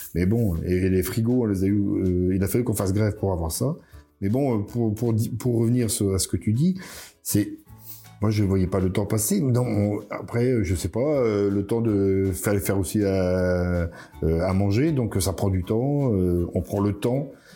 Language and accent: French; Plouarzel, Brittany, France; je suis de Ploirzel, je suis un Ploirzeliste